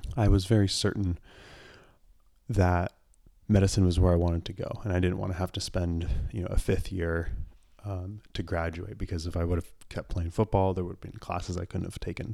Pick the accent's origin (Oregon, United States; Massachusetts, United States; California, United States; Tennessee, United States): Oregon, United States; Portland; I grew up in the Portland area in the suburbs